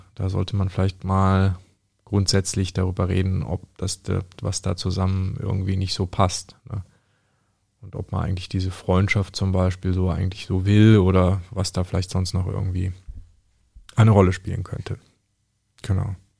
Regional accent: Bavaria, Germany; dass wir aus Bayern kommen

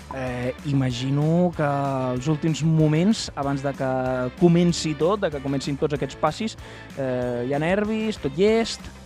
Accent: near Reus, Catalonia, Spain; jo soc del Forja, em pilla bastant a prop de Reus

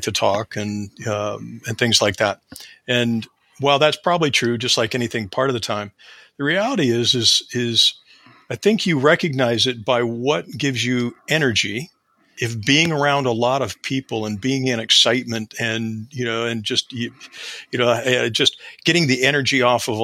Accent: Ohio, United States; I am from the north part of the United States in a state called Ohio

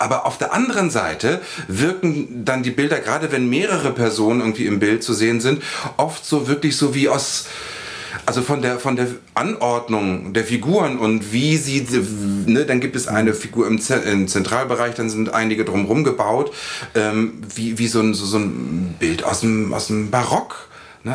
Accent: Lower Saxony, Germany; Ich bin irgendwie auf dem Dorf in Niedersachsen aufgewachsen

